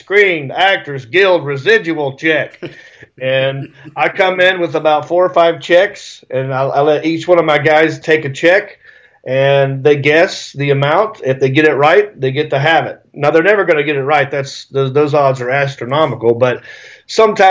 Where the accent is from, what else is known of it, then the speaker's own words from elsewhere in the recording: Hickory, North Carolina, United States; moved away as an adult; also born or lived in Raleigh, North Carolina / Los Angeles, California; I grew up in Hickory, North Carolina